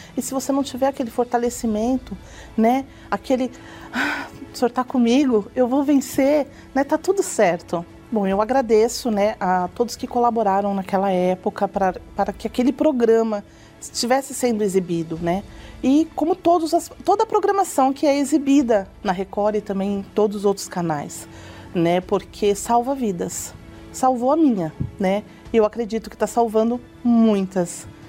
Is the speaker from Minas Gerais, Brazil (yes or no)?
no; Osasco, São Paulo, Brazil; eu venho da cidade de Osasco